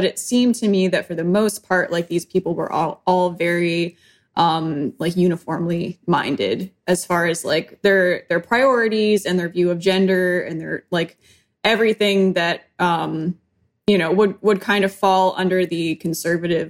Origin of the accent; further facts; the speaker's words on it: Western New York, United States; moved away; I was growing up in Western New York. We moved around a little bit, but I mean, just kind of your standard apartment or house, depending on which state we were